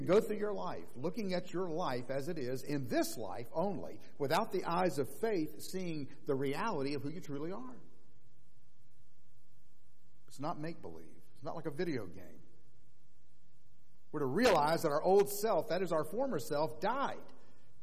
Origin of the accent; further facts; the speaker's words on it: Orlando, Florida, United States; Orlando, my hometown